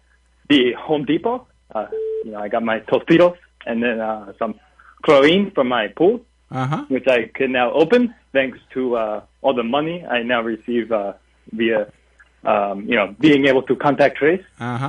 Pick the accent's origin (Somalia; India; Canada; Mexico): Mexico; moved away; I came here from Mexico, and sad to say, I'm not legal yet